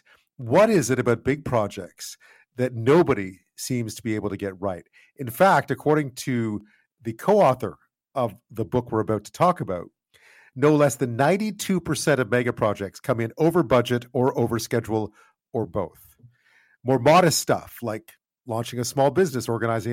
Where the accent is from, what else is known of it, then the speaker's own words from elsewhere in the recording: Montreal, Quebec, Canada; I grew up in Montreal in the 70s